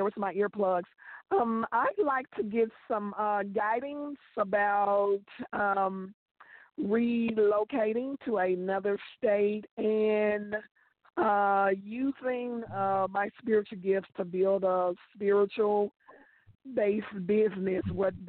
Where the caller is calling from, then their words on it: Memphis, Tennessee, United States; I am calling from Memphis, Tennessee.